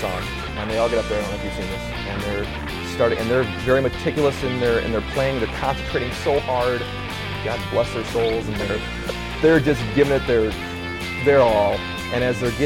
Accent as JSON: {"language": "English", "region": "Minnesota", "country": "United States", "tie": "born or raised there", "said": "I'm born and raised in Minnesota"}